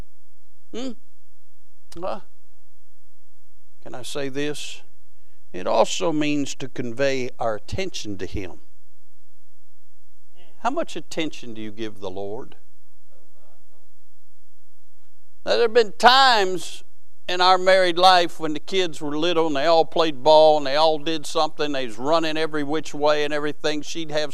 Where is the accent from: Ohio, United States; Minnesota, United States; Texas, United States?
Ohio, United States; My mother's roots are from Kentucky. My father's roots are from Kentucky. I was born in Ohio